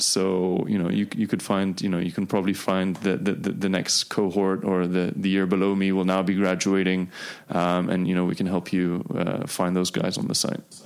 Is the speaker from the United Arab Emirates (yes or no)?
yes; Dubai, United Arab Emirates; also born or lived in United Kingdom; I grew up here in Dubai